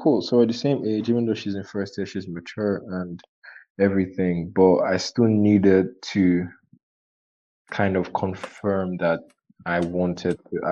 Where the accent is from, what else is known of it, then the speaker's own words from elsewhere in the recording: Nigeria; I'm Nigerian.